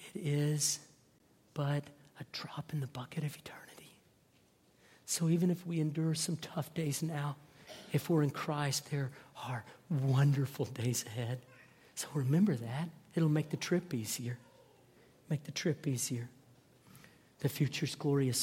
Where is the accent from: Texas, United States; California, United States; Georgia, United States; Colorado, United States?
Texas, United States; North; I grew up in North Texas